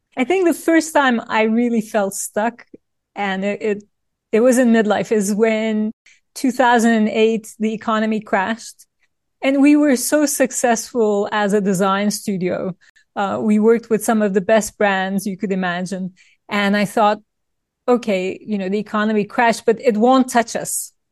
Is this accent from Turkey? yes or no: yes; Turkey; moved away; I grew up in Turkey in a family of lawyers